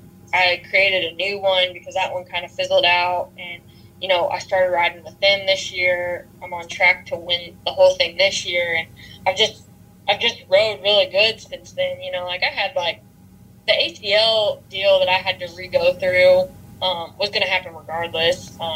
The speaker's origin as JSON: {"language": "English", "region": "Texas", "country": "United States", "said": "that's where I've seen the most from being a Texan, you know, helping everyone that comes through."}